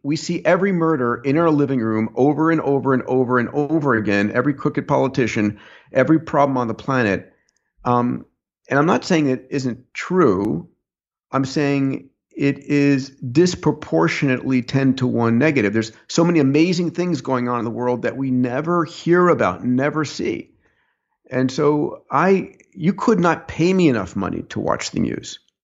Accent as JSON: {"language": "English", "region": "New York", "country": "United States", "tie": "born or raised there", "said": "I was born in New York"}